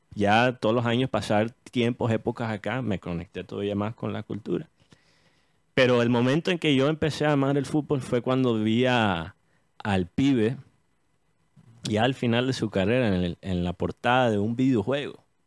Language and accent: Spanish; United States; born or raised there